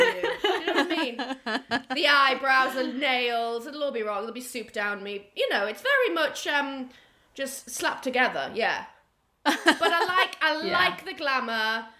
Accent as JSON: {"language": "English", "town": "Newcastle upon Tyne", "region": "North East England", "country": "United Kingdom", "tie": "born or raised there", "moved": "yes", "said": "I was born and raised in Newcastle upon Tyne."}